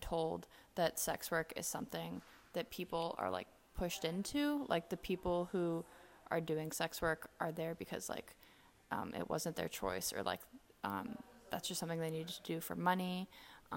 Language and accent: English; Nairobi, Kenya; moved away; my hometown is Nairobi, Kenya.